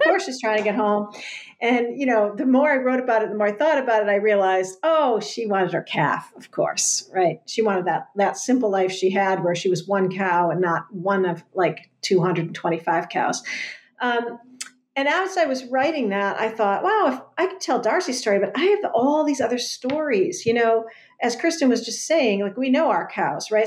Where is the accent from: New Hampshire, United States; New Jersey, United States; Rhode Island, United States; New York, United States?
Rhode Island, United States; Westerly; now in Rowley, United States; I live in Rowley, Mass right now. I grew up in Westerly, Rhode Island